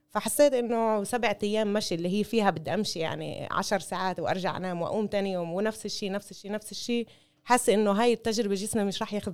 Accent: Palestine; بنفعش تكون كامله بدون ما نكون كلياتنا كفلسطينيه

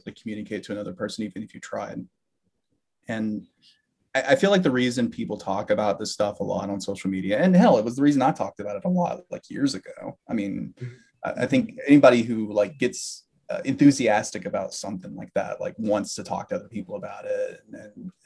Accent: Alabama, United States; moved away; I grew up in Alabama

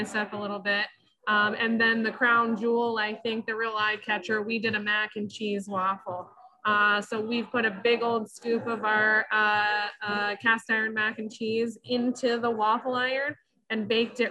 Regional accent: Michigan, United States; moved away as an adult; also born or lived in Denver; now in Grand Rapids, United States; I actually am born and raised in Michigan, so I'm so happy to be back

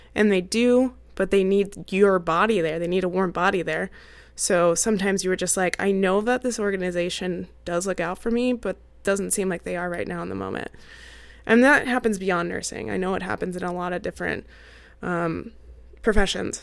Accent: Arizona, United States; moved away as an adult; also born or lived in Maryland / Arkansas / Oregon / Utah; Arizona is actually my home state

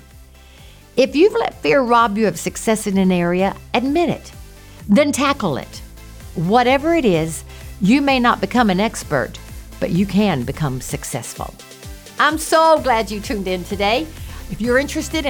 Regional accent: the South, United States; Growing up in the South

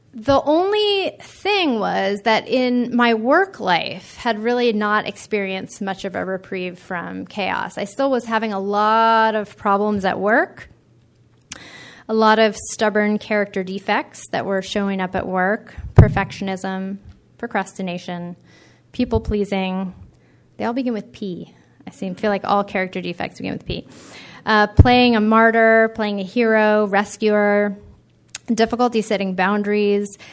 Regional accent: East Coast, United States; now in California, United States; I grew up on the East Coast, and I when I moved to California

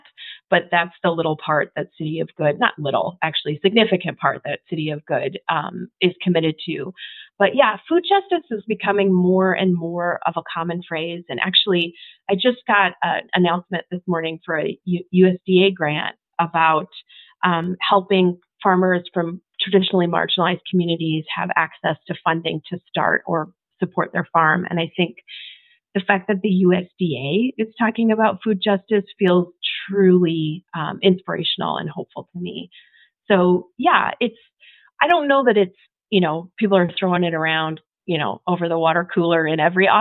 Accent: Minnesota, United States; moved away as an adult; now in Boise, United States; I am from Minnesota and up until recently lived in Minneapolis

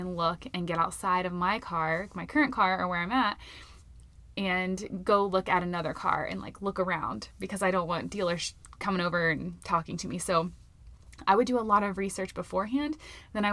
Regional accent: Florida, United States; now in Colorado, United States; I'm from Florida

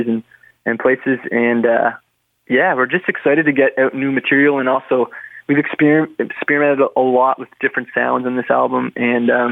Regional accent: Prince Edward Island, Canada; you're from Prince Edward Island

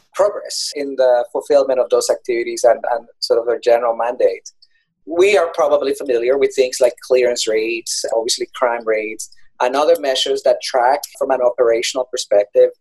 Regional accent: Colombia; moved away; I'm originally from Colombia

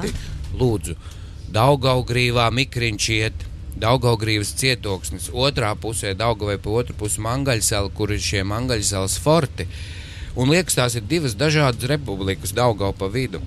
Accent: Smiltene, Smiltene Municipality, Latvia; now in Riga, Latvia; mana dzimtā pilsēta, kur es aizvien braucu, tā ir smiltene

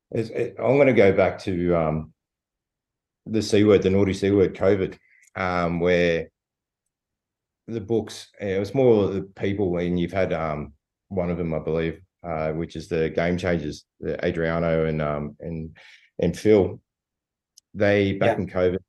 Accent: Sydney, New South Wales, Australia; also born or lived in Bankstown / Punchbowl / Spain (ancestry); living in in the Shire and growing up in the Shire

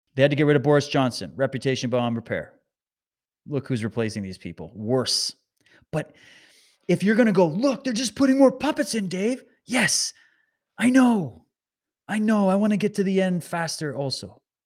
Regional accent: Canada; as a Canadian

